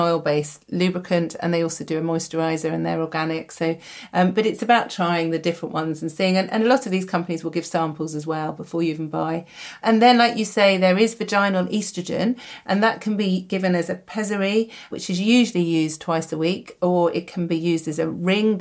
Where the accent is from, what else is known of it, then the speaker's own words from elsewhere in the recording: United Kingdom; We're British